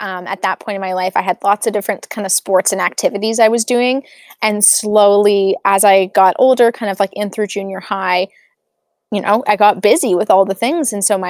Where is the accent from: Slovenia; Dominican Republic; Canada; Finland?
Canada; Calgary, Alberta; Yeah, so I'm Canadian and I grew up in Calgary, Alberta.